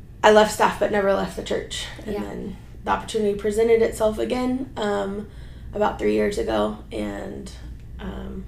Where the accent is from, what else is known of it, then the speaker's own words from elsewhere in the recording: Houston, Texas, United States; I was born and raised in Houston. Been here my whole life